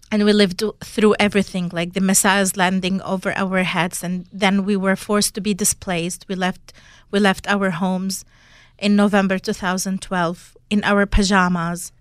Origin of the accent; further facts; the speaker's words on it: Syria; moved away; my hometown in August two thousand twelve